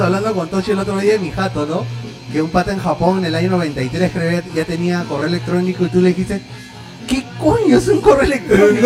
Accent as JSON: {"language": "Spanish", "region": "Lima", "country": "Peru", "tie": "born or raised there", "said": "tres lugares anecdóticos para mí en mi adolescencia, acá en San Miguel, San Miguel Lima"}